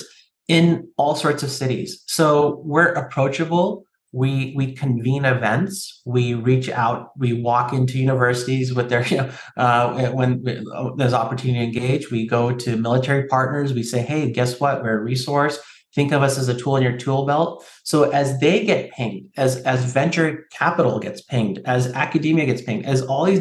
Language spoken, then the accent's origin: English; San Francisco Bay Area, California, United States; I grew up here in the San Francisco Bay Area myself, and, you know, I call myself a Cali kid. I say hella and dude and bro.